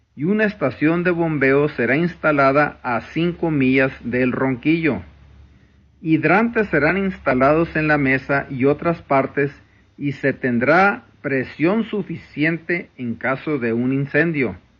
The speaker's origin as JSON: {"language": "Spanish", "country": "Mexico"}